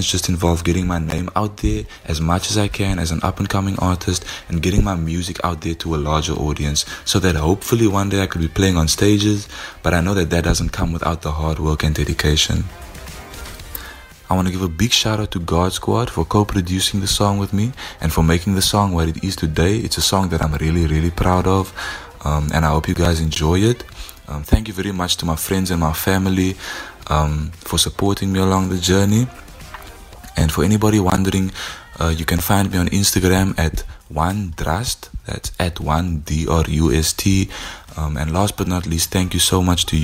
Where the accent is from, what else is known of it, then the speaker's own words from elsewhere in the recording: Paarl, Western Cape, South Africa; now in Wellington, South Africa; I was born and raised in Paarl, but I'm currently living in Wellington.